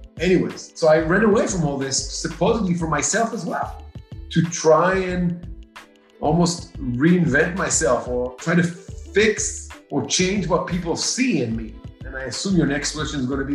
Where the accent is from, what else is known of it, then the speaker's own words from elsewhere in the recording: Israel; moved away as an adult; now in United States; my growing up in Israel.